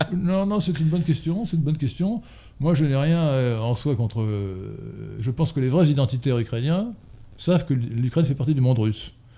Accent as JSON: {"language": "French", "country": "France", "said": "nous sommes français"}